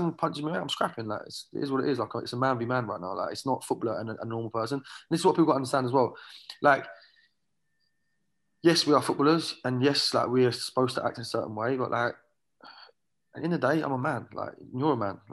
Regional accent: Watford, East of England, United Kingdom; also born or lived in Ireland (ancestry); now in California, United States; I'm from Watford

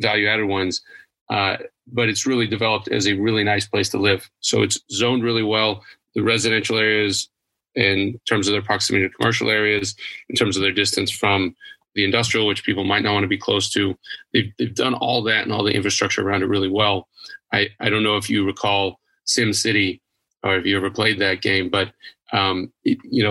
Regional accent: Idaho, United States; moved away as an adult; also born or lived in Texas / Tainan, Taiwan; now in China; I'm originally from Idaho

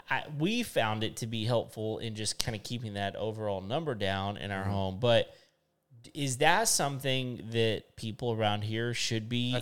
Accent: West Texas, United States; moved away; I grew up in West Texas.

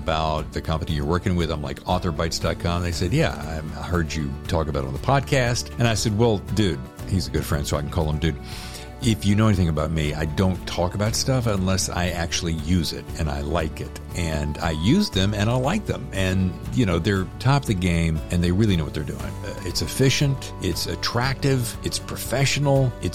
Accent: North Carolina, United States; I grew up in North Carolina

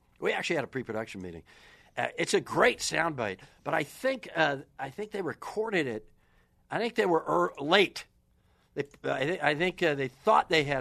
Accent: Wisconsin, United States; I grew up in Wisconsin.

